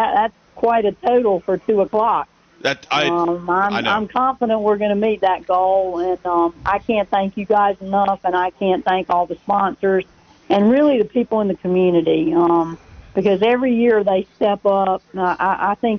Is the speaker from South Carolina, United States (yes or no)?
yes; Rock Hill, South Carolina, United States; my hometown of Rock Hill